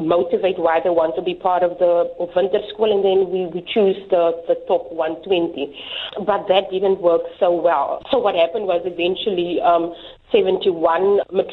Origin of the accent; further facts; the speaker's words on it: Bonnievale, Western Cape, South Africa; I grew up in Bonnievale, here in the Western Cape